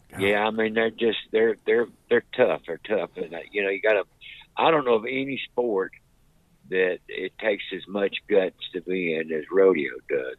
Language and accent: English; Wilmington, North Carolina, United States; I'm from Wilmington, North Carolina, which is a seaport town.